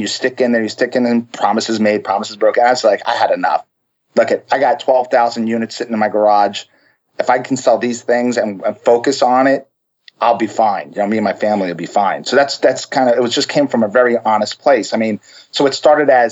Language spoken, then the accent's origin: English; Long Island, New York, United States; now in Florida, United States; My family is originally from New York, so we're from Long Island